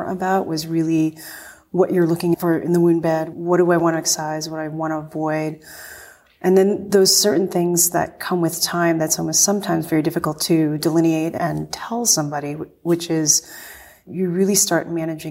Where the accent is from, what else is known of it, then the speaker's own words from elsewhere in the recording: Northeast, United States; I'm from the Northeast